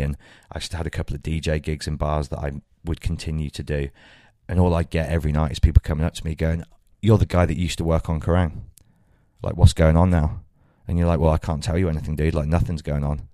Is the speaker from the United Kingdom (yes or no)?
yes; Birmingham, West Midlands, United Kingdom; my hometown